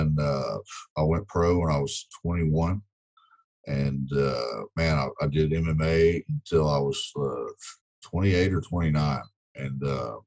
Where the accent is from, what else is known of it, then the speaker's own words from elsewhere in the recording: West Monroe, Louisiana, United States; also born or lived in Texas; I grew up in West Monroe, Louisiana. I was born in Texas, but we moved here when I was probably three.